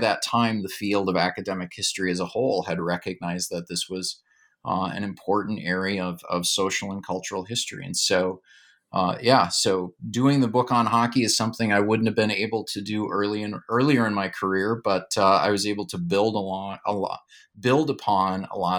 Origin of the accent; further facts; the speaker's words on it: Duluth, Minnesota, United States; So in terms of my background, I grew up in Duluth, Minnesota, and I'm someone, I still love winter. I love the cold and snow.